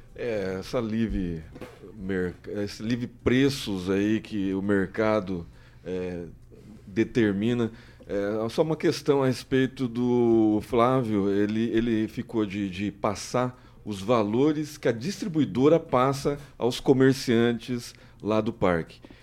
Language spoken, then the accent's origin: Portuguese; Maringá, Paraná, Brazil; Maringá, onde eu nasci